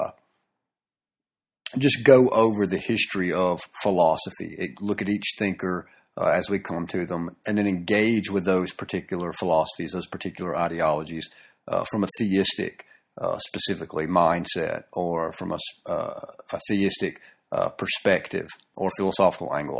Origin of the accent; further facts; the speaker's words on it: the South, Southern United States, United States; accent: southern; my southern accent and or drawl